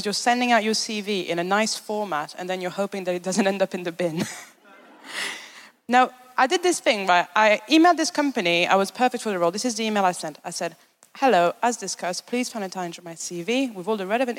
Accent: Paris, Île-de-France, France; moved away; I'm from Paris. Correct. I'm not from the nice bit of Paris, though.

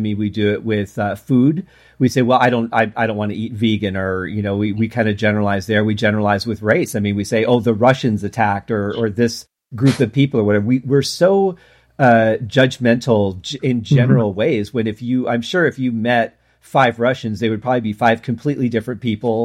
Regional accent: Detroit, Michigan, United States; I grew up in Detroit.

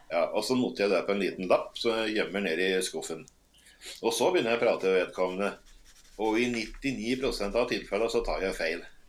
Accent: Toten, Innlandet, Norway; also born or lived in Northern Norway; jeg er født og oppvokst på Toten

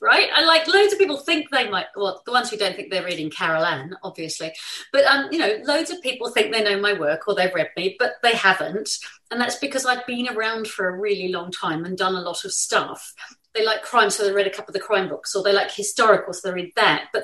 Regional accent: New Zealand; now in England, United Kingdom; I grew up in New Zealand.

